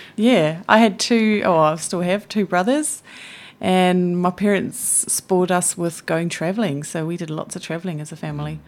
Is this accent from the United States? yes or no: no; Switzerland; moved away as an adult; also born or lived in Blenheim, New Zealand / Wellington, New Zealand; now in New Zealand; most of my childhood I was in Switzerland